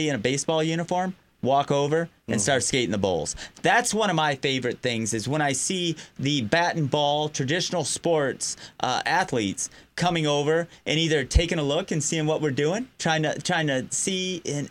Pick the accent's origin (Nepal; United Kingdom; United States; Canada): United States; Riverview, Michigan; the punk scene in Riverview, where I grew up